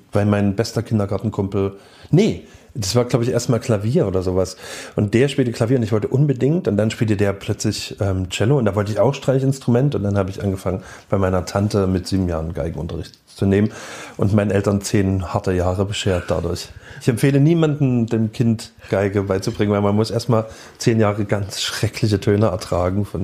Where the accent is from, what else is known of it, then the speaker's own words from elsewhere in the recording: Dresden, Saxony, Germany; also born or lived in Leipzig; Davor Dresden und davor Leipzig. Leipzig Geburt bis 79 und dann eben Dresden Proles Neubaugebiet von 79